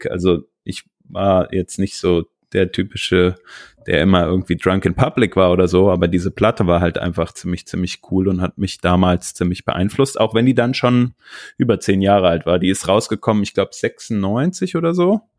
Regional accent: Giessen, Hesse, Germany; moved away as an adult; now in Cologne, Germany; sondern ich komme ursprünglich aus der Nähe von Frankfurt. Gießen, ähm, das ist so 60 Kilometer weg von Frankfurt. Ähm, die Ecke komme ich ursprünglich

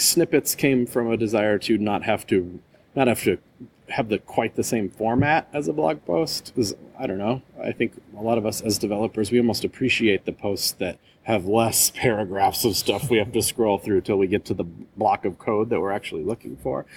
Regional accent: Wisconsin, United States; moved away as an adult; also born or lived in Florida / Palo Alto, California; I moved back home to my home state of Wisconsin, which is kind of right in the middle of the U.S.

